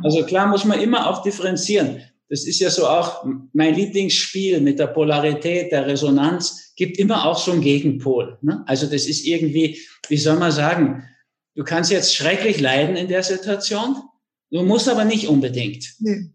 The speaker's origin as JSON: {"language": "German", "country": "Germany", "moved": "yes", "lives_now": "Austria", "said": "Ich war auch die ersten 40 Jahre Deutscher"}